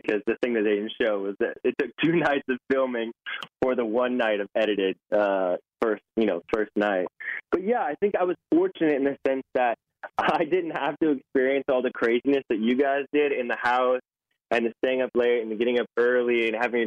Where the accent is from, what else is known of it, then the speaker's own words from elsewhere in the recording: Nashville, Tennessee, United States; I live in Nashville. That's where I'm from